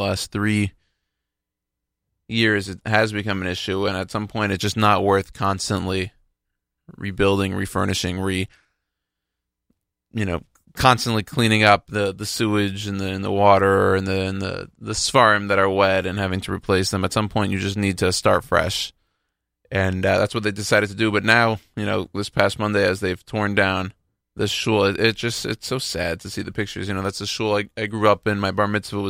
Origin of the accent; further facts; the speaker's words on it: Houston, Texas, United States; moved away; I'm from Houston.